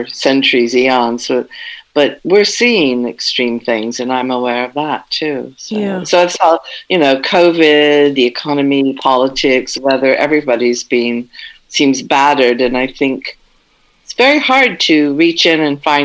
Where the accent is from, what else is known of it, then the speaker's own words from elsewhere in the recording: West Coast of the United States, United States; moved away as an adult; now in France; I always lived on the West Coast. We were raised on the West Coast.